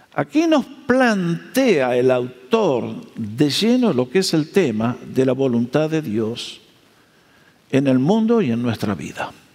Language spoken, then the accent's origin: Spanish; Argentina; moved away; Nosotros nacimos en Argentina eh, dentro del cristianismo en un grupo que allá se llama los hermanos libres